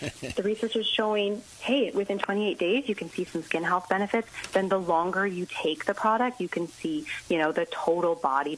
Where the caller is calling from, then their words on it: Toronto, Ontario, Canada; I'm actually in Toronto, Ontario.